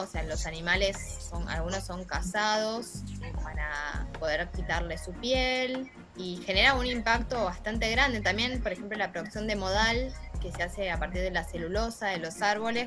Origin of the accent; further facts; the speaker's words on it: La Salada, Buenos Aires Province, Argentina; donde yo nací, en La Salada, estaba el riachuelo